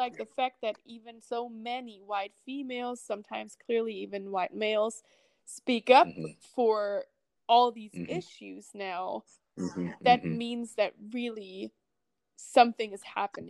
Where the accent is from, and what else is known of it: Germany; moved away as an adult; also born or lived in California; now in United States